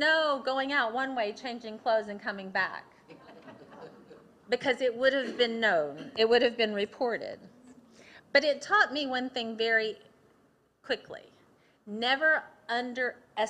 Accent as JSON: {"language": "English", "town": "Athens", "region": "Tennessee", "country": "United States", "tie": "born or raised there", "said": "I grew up in Athens, Tennessee"}